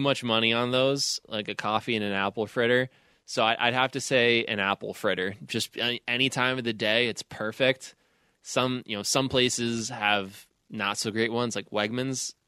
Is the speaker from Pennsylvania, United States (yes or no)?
yes; Pittsburgh, Pennsylvania, United States; growing up in Pittsburgh